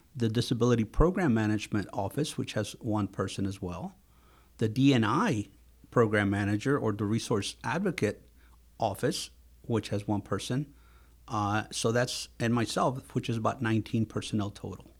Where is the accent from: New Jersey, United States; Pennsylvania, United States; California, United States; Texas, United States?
Texas, United States; also born or lived in Mexico / Houston, Texas; I am originally from Mexico, uh, and, uh, I lived most of my youth in Texas